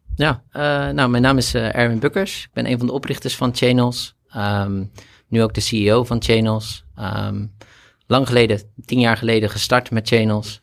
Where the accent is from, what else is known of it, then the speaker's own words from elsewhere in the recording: Rotterdam, South Holland, Netherlands; also born or lived in Delft; ik kom oorspronkelijk wel meer uit Rotterdam, maar heb gestudeerd in Delft